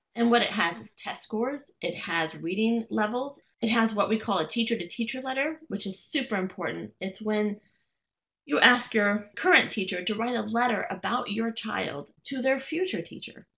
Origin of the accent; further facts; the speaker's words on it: Las Vegas, Nevada, United States; moved away; I was born and raised in Las Vegas